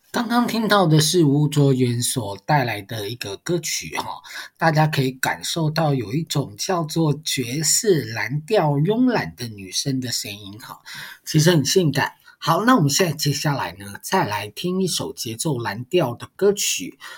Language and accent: Chinese; Taiwan; first language Mandarin; 很多人其实是不会讲台语的，但是是台湾人，我就是一个很典型的例子啊。我小的时候，我阿公阿嬷跟我们讲台语，我们都用国语去回他。